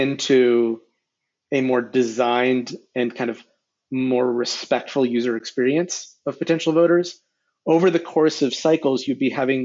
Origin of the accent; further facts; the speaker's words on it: Brookline, Massachusetts, United States; now in Washington, D.C., United States; I grew up in a, I would say, pretty progressive, affluent Jewish household in Brookline, Massachusetts.